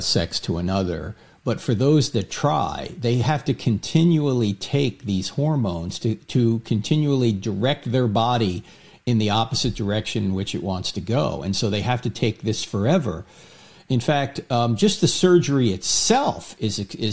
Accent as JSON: {"language": "English", "region": "New Jersey", "country": "United States", "said": "I'm from New Jersey"}